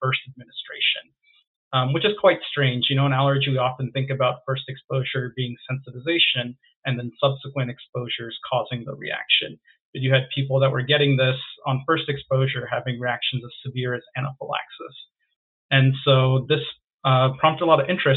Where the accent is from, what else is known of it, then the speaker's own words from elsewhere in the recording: Virginia, United States; moved away as an adult; now in Washington, United States; But I grew up in Virginia. Virginia is where I call home